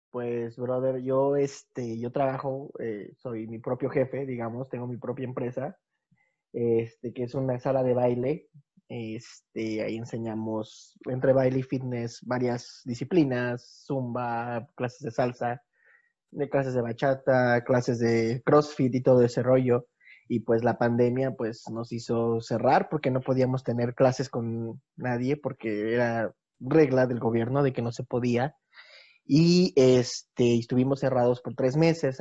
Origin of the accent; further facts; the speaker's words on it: Mexico City, Mexico; moved away as an adult; now in Bulgaria; yo soy de originario de la Ciudad de México también, pero ya llevo más de 10 años viviendo en Bulgaria.